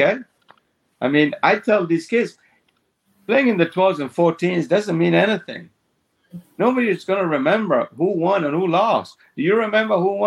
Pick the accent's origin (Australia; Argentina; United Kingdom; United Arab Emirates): Argentina; moved away; when I grew up in Argentina, I played one tournament a month